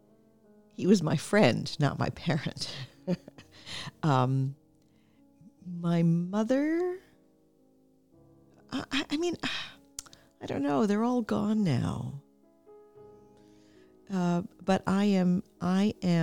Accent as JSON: {"language": "English", "town": "New York City", "region": "New York", "country": "United States", "tie": "born or raised there", "said": "I grew up in New York City in an area called Washington Heights"}